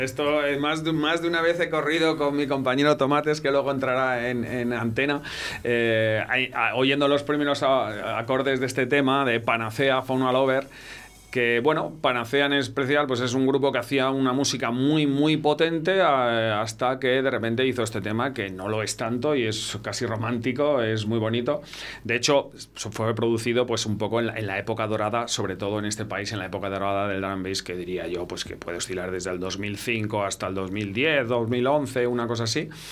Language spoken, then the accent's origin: Spanish; Valladolid, Castile and León, Spain; moved away as an adult; also born or lived in Pyrenees; yo nací aquí, yo soy de Valladolid, pero me fui de aquí a los 18 años y me fui al norte, al Pirineo